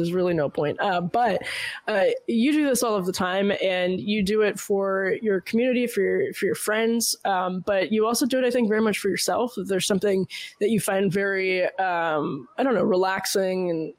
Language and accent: English; Massachusetts, United States; No. Well, no, it was basically growing up in Massachusetts. I'm sure there was this like reverence for the holiday that should be nationwide, but I don't think is anymore.